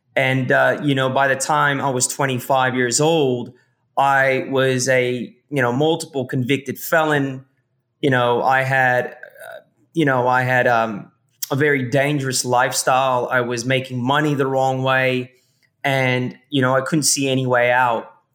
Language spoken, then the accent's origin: English; San Francisco Bay Area, California, United States; moved away as an adult; now in Australia; I was born here in Australia in the early 80s and we migrated to San Francisco Bay Area